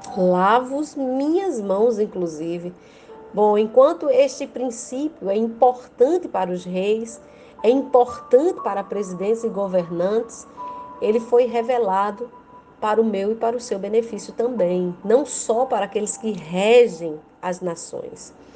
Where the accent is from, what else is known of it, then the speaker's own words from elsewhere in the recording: Rio Grande do Norte, Brazil; sou do Brasil, Rio Grande do Norte